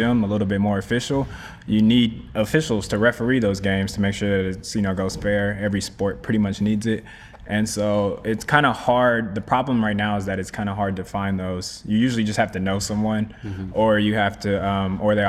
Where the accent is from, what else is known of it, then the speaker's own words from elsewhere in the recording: Sugar Land, Texas, United States; also born or lived in Long Beach, California / Dallas, Texas; I grew up in Houston, Sugarland to be specific